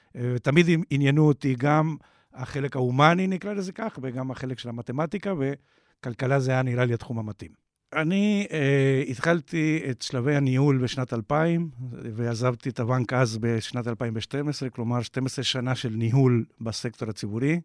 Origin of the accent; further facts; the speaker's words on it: Uruguay; Hebrew is a second language; now in Israel; כמו ששומעים במבטא, נולדתי באורוגוואי.